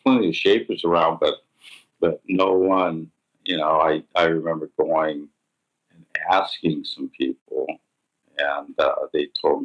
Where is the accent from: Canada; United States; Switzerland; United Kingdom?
United States; Southern California; I was born and raised here in Southern California